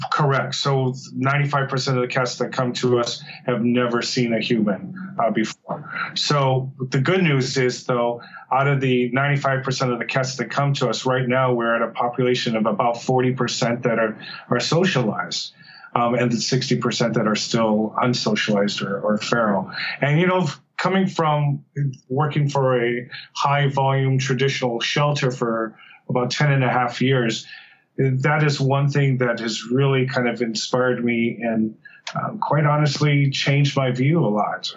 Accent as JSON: {"language": "English", "area": "Oahu", "region": "Hawaii", "country": "United States", "tie": "born or raised there", "said": "I was uh, born and raised in Oahu"}